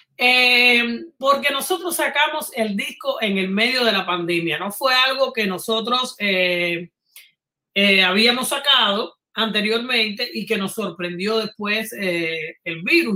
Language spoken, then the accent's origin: Spanish; Havana, Cuba; moved away; venimos de barrios colindantes, de La Habana